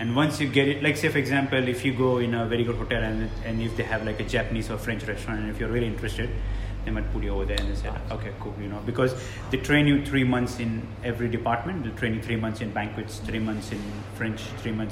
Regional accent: Mumbai, Maharashtra, India; moved away as an adult; now in Australia; I'm originally from Mumbai.

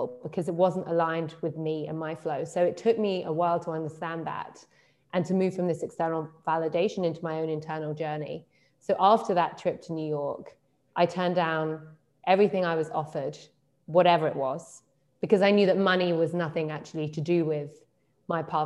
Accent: London, United Kingdom; moved away as an adult; also born or lived in Berlin; I'm from London

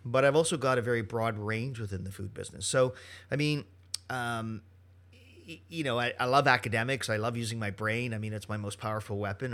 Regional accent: Canada; Monsieur Poisson hires me because I'm Canadian

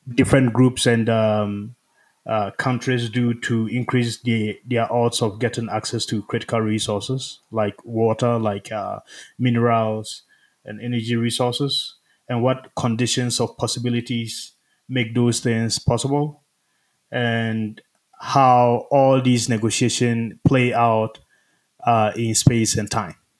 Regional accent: Ghana; moved away as an adult; also born or lived in Rwanda; now in United States; I'm from Ghana, where I lived most of my life

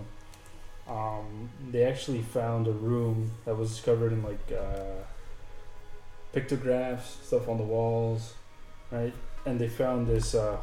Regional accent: Southwest, United States; growing up in the Southwest

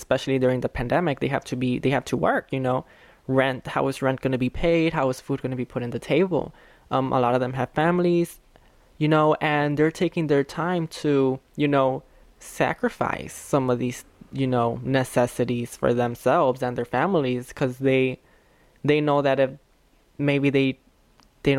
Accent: Chicago, Illinois, United States; I was raised here in Little Village

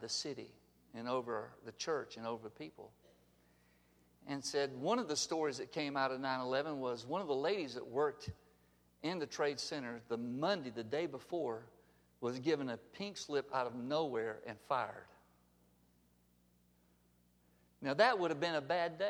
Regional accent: Alabama, United States; we're here from Alabama.

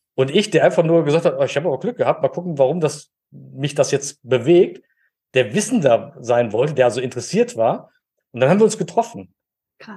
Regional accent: Germany; now in Dormagen, Germany; ich bin in der Eifel groß geworden

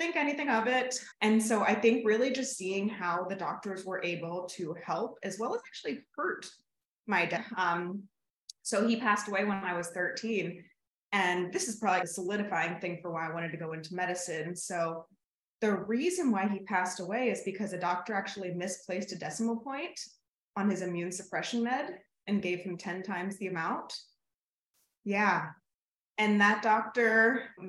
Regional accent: Pittsburgh, Pennsylvania, United States; moved away as an adult; also born or lived in Chicago / Connecticut; I grew up in Pittsburgh, big Steelers fan

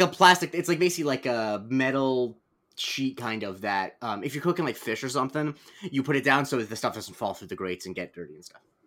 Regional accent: Florida, United States; also born or lived in New York suburbs; now in New York, United States; I have, at this point, lived in New York for almost as long as I lived in Florida

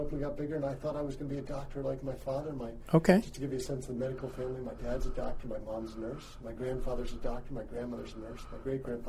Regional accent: Essex County, New Jersey, United States; I grew up in New Jersey, too far from Newark. It didn't look like Newark, but Essex County, New Jersey, a stone's throw from New York City.

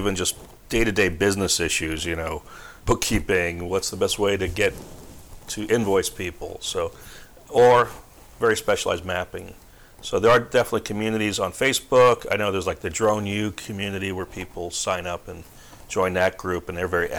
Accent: New Jersey, United States; moved away as an adult; also born or lived in Palm Springs, California; now in California, United States

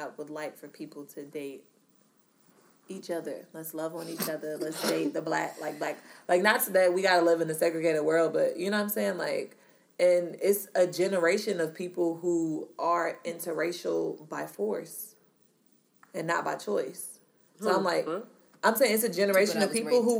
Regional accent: Washington, North Carolina, United States; where I grew up in Washington, North Carolina, is white as fuck

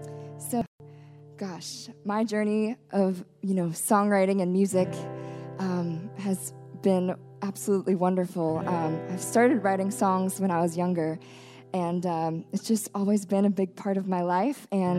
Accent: Cincinnati, Ohio, United States; now in Nashville, United States; I'm originally from Cincinnati, Ohio, and I live in Nashville

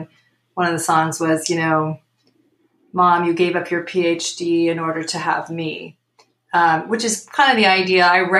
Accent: Burlington, Vermont, United States; moved away; also born or lived in Chicago; Sure. I grew up in Burlington, Vermont.

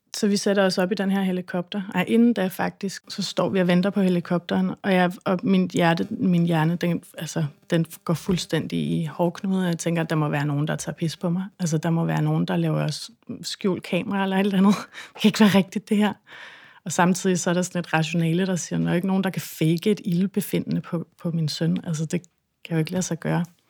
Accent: Christiansø, Capital Region of Denmark, Denmark; jeg kommer fra Christiansø

